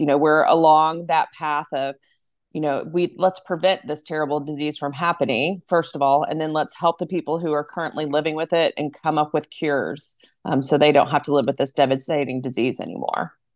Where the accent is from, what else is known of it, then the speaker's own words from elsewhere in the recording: Arlington, Texas, United States; also born or lived in East Coast; I grew up in Arlington